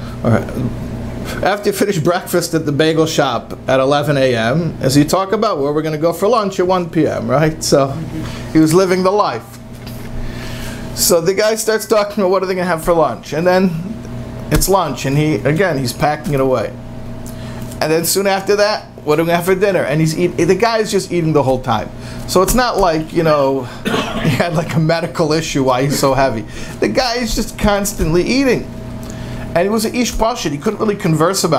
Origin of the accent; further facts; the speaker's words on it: United States; I'm an American.